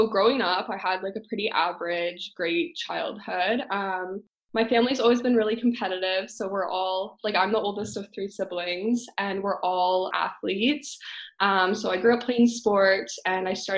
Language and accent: English; London, Ontario, Canada; also born or lived in Waterloo, Ontario; I'm from London. So I ended up going to Laurier, which was about like an hour and a half in Waterloo away from London